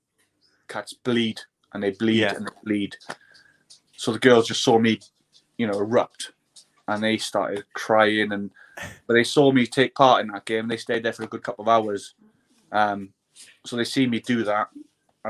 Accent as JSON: {"language": "English", "region": "Wales", "country": "United Kingdom", "said": "being a Welshman"}